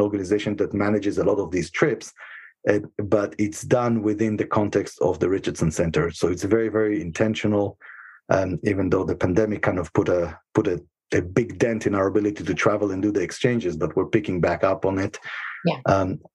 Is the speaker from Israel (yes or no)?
yes; Israel; moved away as an adult; now in United States; I was born and raised in Israel